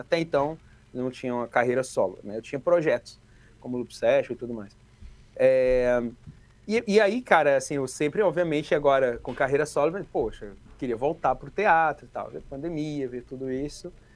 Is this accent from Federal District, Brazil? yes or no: yes; Ceilândia, Federal District, Brazil; eu vim da Ceilândia